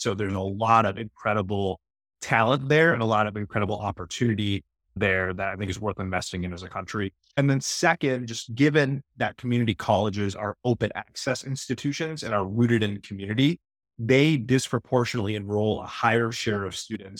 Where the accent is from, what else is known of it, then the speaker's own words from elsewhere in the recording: United States; the house where I grew up in the United States?